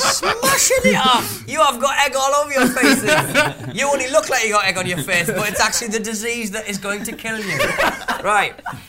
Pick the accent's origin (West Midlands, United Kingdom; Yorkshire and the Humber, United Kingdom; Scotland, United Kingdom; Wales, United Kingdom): Wales, United Kingdom; Because I'm Welsh.